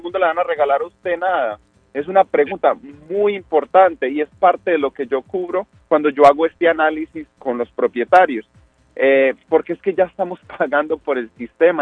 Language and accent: Spanish; El Salvador; now in Boston, United States; nosotros como salvadoreños